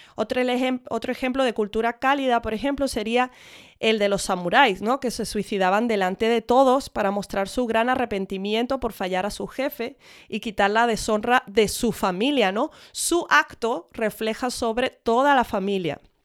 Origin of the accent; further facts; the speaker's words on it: Spain; Mis padres son de Estados Unidos, pero yo me crié en España